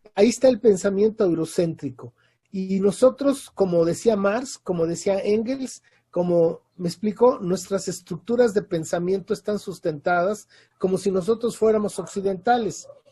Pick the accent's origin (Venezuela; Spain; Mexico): Mexico; Mexico City; moved away as an adult; also born or lived in Europe; now in Oaxaca, Mexico; Yo nací en la Ciudad de México, y pues, estudié en la UNAM y mi vida fue ahí en el sur de la ciudad